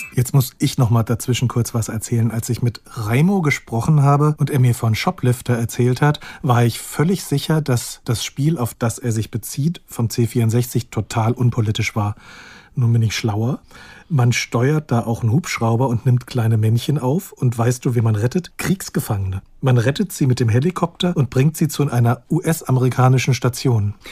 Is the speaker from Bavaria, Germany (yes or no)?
no; near Frankfurt, Hesse, Germany; Ich bin ja in der Nähe von Frankfurt aufgewachsen